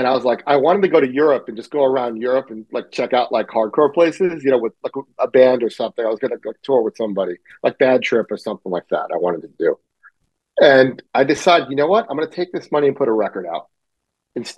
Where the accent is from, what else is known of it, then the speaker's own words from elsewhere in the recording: New York City, New York, United States; I grew up in Middle Village, Queens.